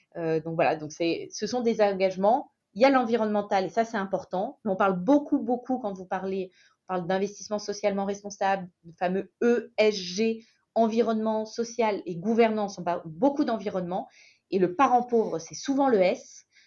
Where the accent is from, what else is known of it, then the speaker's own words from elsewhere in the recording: Saint-Étienne, Auvergne-Rhône-Alpes, France; Je suis stéphanoise, pure souche